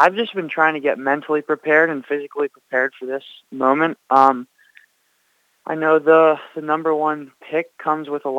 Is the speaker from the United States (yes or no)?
yes; Baltimore, Maryland, United States; born or raised there; now in Charlotte, United States